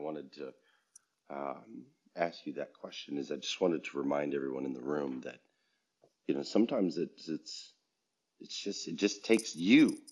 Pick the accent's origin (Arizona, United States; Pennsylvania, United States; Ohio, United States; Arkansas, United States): Arizona, United States; Flagstaff; I grew up in Flagstaff, Arizona